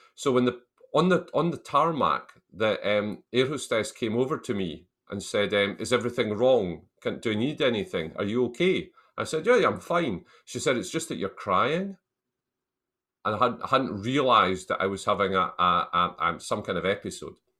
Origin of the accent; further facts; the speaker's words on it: Selkirk, Scotland, United Kingdom; I was brought up in the Scottish borders town of Selkirk, which is a town of about five thousand, six thousand people, about forty miles south of Edinburgh